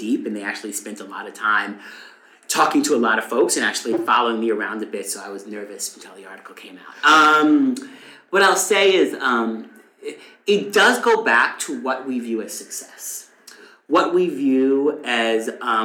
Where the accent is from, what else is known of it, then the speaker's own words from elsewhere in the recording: Eastern Long Island, New York, United States; I grew up on Eastern Long Island